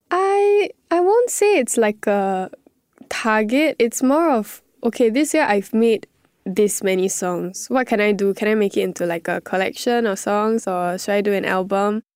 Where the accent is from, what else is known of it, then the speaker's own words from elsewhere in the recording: Singapore; being in Singapore, being my home country, everything, everyone speaking English